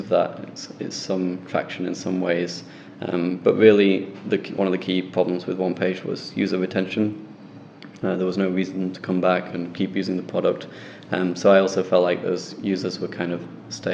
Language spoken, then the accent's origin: English; Sheffield, Yorkshire and the Humber, United Kingdom; back in Sheffield in my hometown